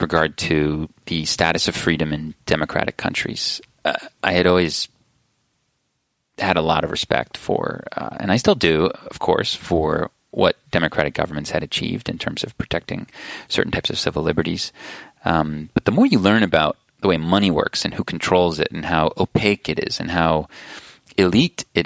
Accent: United States; I'm an American citizen

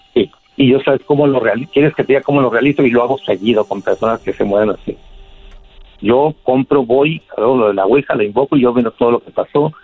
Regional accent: Catemaco, Veracruz, Mexico; now in Mexicali, Mexico; Yo soy de Mexicali, de Catemaco, Veracruz, pero estoy aquí en Mexicali, California, porque aquí, tiene, aquí viven mis hijos

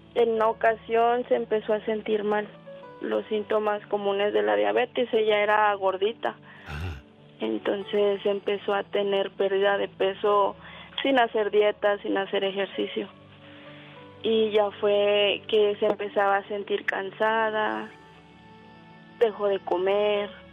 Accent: Morelos, Mexico; moved away as an adult; now in Mexicali, Mexico; Somos del estado de Morelos

